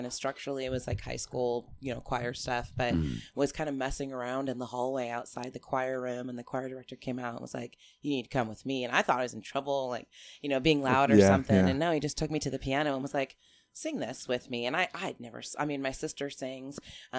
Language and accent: English; The Dalles, Oregon, United States; also born or lived in Washington; now in Portland, United States; I was born in Washington until I was about 9. We moved to the Dalles, Oregon.